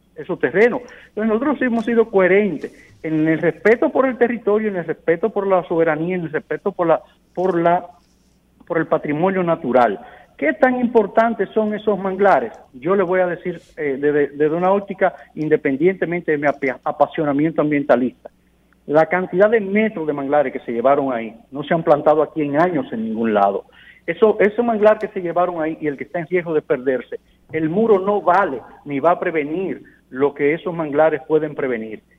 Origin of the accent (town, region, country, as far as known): Dominican Republic